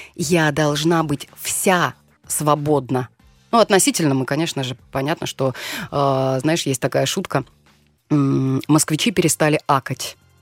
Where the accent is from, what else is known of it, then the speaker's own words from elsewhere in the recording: Siberia, Russia; accent: Siberian; Даже говорок могу себе позволить допустить сибирский, потому что я из Сибири